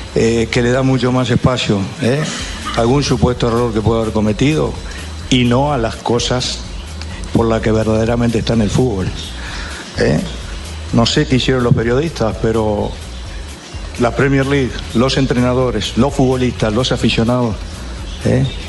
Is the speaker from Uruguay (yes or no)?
yes; Uruguay; como uruguayos